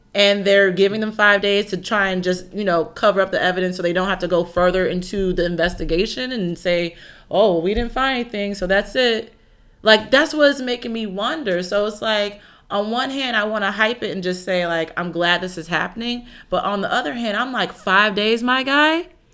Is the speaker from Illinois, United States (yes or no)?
yes; Chicago, Illinois, United States; I'm also from Chicago